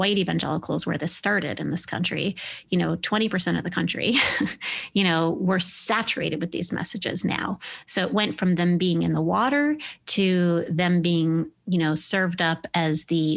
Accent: Midwest, United States; I was raised evangelical in the Midwest

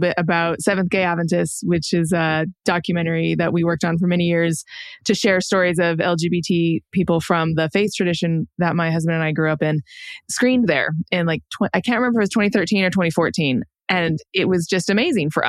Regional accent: San Diego, California, United States; moved away as an adult; I grew up in San Diego, but actually all of their family are like Georgia, Tennessee, West Virginia, North Carolina

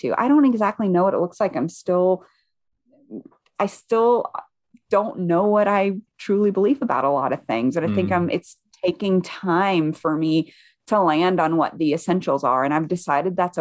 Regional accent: the South, United States; moved away; I grew up white evangelical in the South

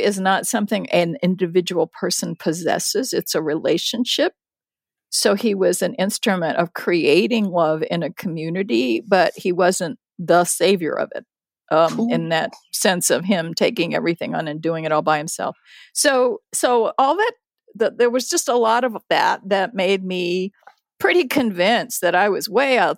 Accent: United States; also born or lived in Japan; came to the United States when I was six

